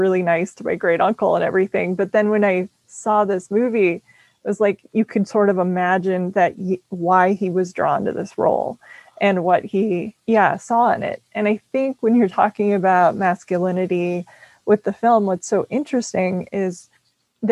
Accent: Minnesota, United States; I'm from Minnesota

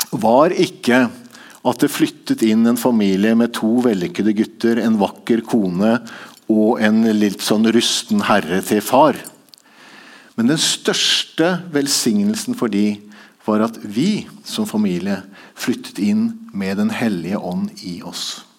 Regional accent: Tanzania; born there; Så jeg gikk bort til han etterpå og sa jeg, jeg er født i Tanzania.

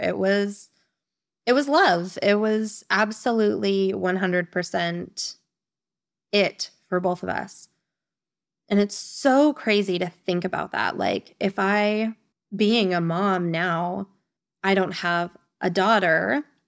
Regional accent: Nevada, United States; moved away as an adult; now in Spain; I am from the beautiful state of Nevada.

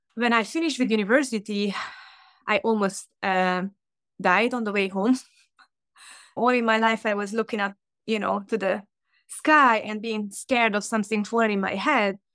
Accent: Hungary; English is a second language; moved away as an adult; also born or lived in United Kingdom; now in Chicago, United States; I'm originally from Hungary

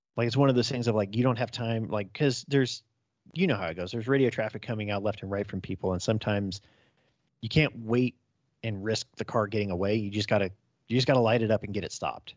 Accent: just outside of Fresno County, California, United States; I grew up just outside of Fresno County

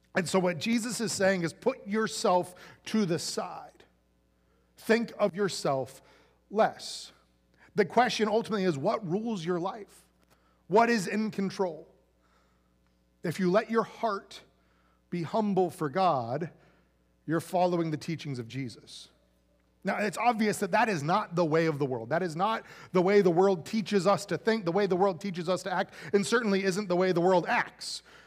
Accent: Central Florida, United States; when I was, like, a little, little kid growing up in Central Florida

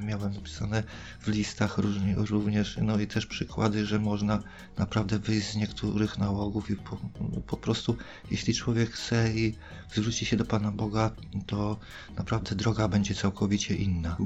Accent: Bydgoszcz, Kuyavian-Pomeranian Voivodeship, Poland; ja pochodzę z Bydgoszczy, samej Bydgoszczy, województwo kujawsko-pomorskie.

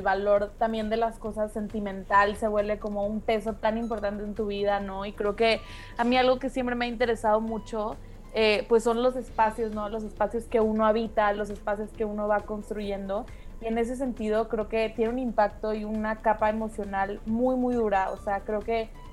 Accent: Tampico, Tamaulipas, Mexico; now in Mexico City, Mexico; yo en Tampico jamás me mudé, siempre he tenido la misma casa

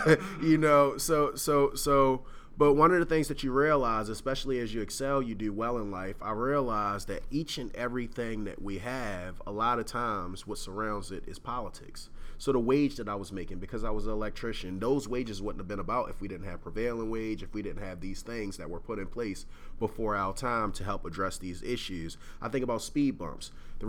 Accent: Baltimore, Maryland, United States; So I'm from Baltimore, and we think a lot about economic justice.

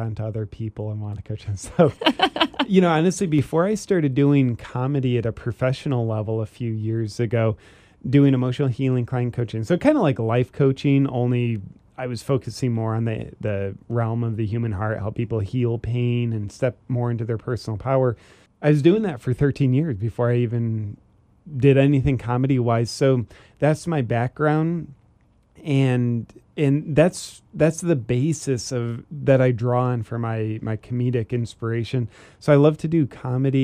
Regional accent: Ohio, United States; moved away; also born or lived in Charleston, South Carolina; I'm originally from Ohio, and I lived in Charleston, South Carolina for a while.

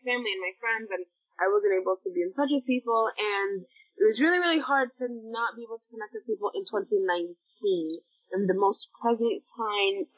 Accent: Sudan; most Sudanese people, especially the youth of now and people that activists on social media and people just like myself, we don't identify as Arab.

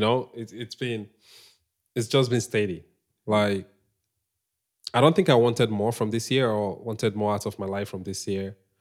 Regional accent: Nnewi, Anambra, Nigeria; moved away; I'm from Anambra State, Nigeria

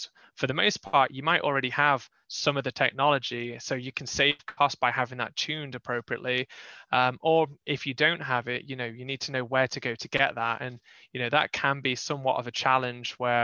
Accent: England, United Kingdom; moved away as an adult; now in North Carolina, United States; I'm from England.

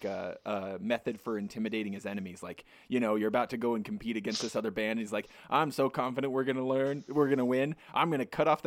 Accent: Provo, Utah, United States; also born or lived in Payson, Utah; I was born in Provo

